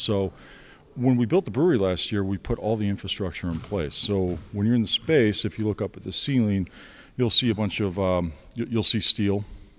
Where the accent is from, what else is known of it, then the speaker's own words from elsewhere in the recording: Chicago, Illinois, United States; I grew up in Chicago, in the Chicagoland area in the 90s